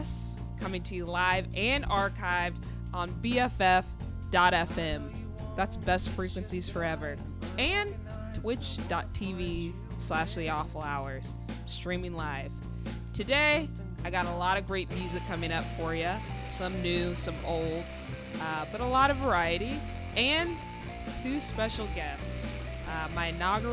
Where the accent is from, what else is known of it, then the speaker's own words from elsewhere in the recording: the South, United States; now in San Francisco, United States; we're from the South